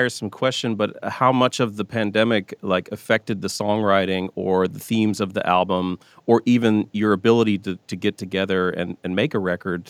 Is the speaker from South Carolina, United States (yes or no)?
yes; South Carolina, United States; moved away; I'm from South Carolina originally